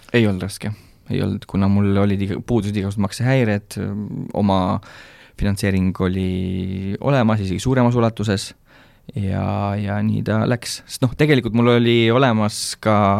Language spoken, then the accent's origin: Estonian; Rakvere, Lääne-Viru County, Estonia; now in Kunda, Estonia; ma ise olen tegelikult äh, Rakverest pärit